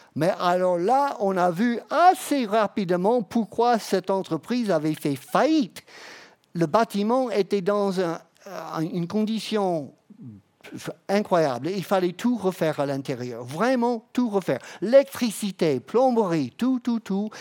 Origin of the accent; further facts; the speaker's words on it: Florida, United States; French is a second language; moved away as an adult; now in France; je viens de la Floride